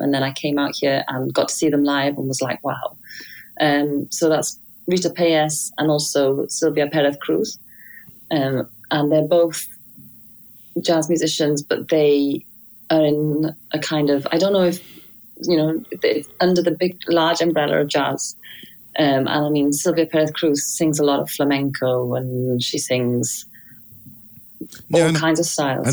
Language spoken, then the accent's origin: English; Wales, United Kingdom; I learned violin with my dad growing up in Wales